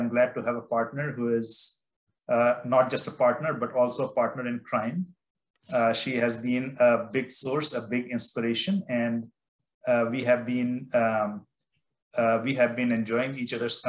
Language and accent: English; India; I grew up in India and I love mangoes.